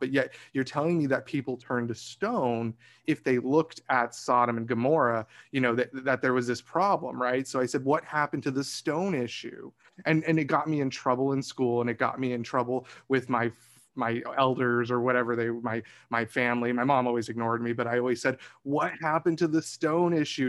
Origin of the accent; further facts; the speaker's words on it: Arizona, United States; I grew up in Arizona as well